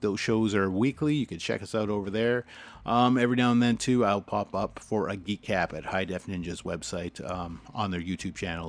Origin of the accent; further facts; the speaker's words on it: Canada; as a Canadian